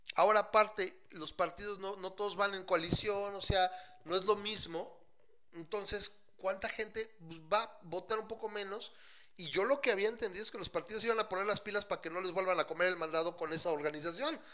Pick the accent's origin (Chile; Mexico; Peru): Mexico